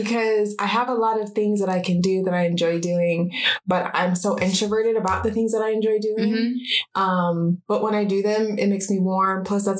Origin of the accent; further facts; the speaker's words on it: Salt Lake City, Utah, United States; moved away as an adult; now in Arizona, United States; I am originally from Salt Lake City, Utah, and I moved to Arizona 1.5 years ago.